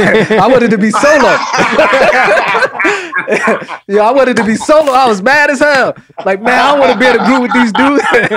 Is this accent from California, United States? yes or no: no; New Jersey, United States; growing up in Jersey, I really didn't listen to East Coast music back in the day.